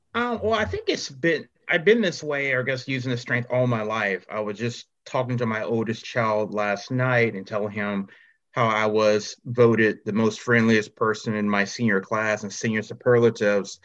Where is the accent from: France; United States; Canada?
United States; Charlotte, North Carolina; I'm from Charlotte, North Carolina